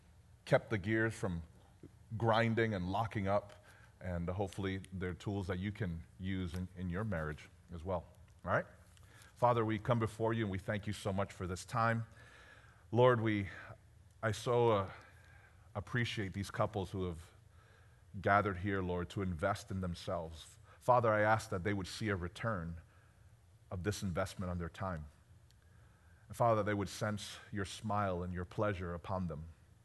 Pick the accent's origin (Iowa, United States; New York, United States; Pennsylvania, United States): New York, United States; Bronx; born there; moved away; So I was born in the Bronx, New York.